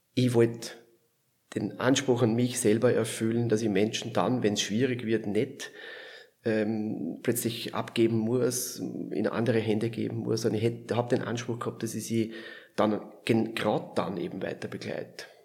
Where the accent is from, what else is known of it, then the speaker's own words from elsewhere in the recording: Lower Austria, Austria; moved away as an adult; also born or lived in Vienna / Vorarlberg; now in Switzerland; ich komme aus Niederösterreich, so 40 Kilometer südlich von Wien